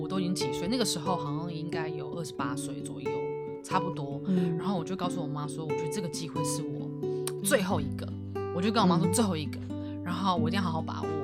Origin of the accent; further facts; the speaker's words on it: Taiwan; moved away as an adult; also born or lived in Shanghai; 我是一个，哦，台湾来的嗯原，原住民